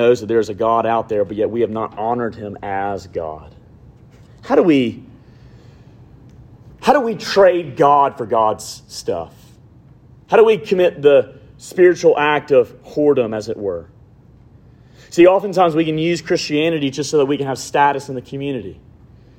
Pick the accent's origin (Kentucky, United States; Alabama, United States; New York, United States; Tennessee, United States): Alabama, United States; I'm from Alabama